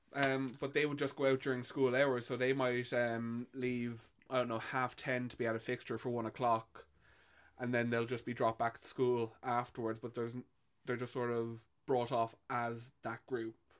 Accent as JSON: {"language": "English", "country": "Ireland", "tie": "born or raised there"}